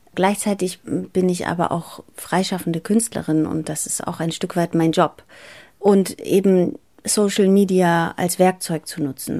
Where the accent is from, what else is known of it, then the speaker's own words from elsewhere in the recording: Bremen, Germany; German is a second language; also born or lived in Greece / Athens, Greece; als ich nach Deutschland kam, sind wir damals ins Bremer Viertel Hörn gezogen